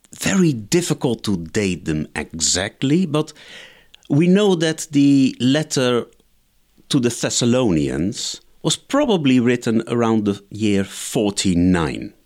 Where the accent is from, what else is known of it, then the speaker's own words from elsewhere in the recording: Netherlands; I grew up in the Netherlands